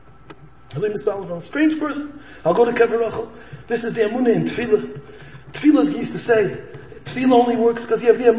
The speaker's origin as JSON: {"language": "English", "town": "Chicago", "region": "Illinois", "country": "United States", "tie": "born or raised there", "said": "I'm a born and bred in Chicago"}